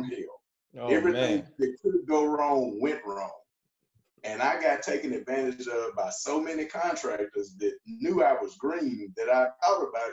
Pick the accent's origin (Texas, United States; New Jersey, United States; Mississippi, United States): Mississippi, United States; I'm from Mississippi